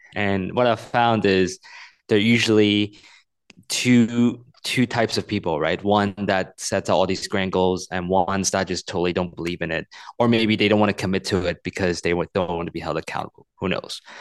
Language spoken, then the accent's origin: English; Hong Kong; moved away; also born or lived in United States; I'm a Chinese person. I grew up in Hong Kong, but I spent ten years in the U S.